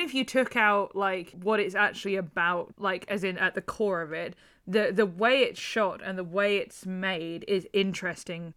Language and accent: English; Ireland; Like, I'm Irish.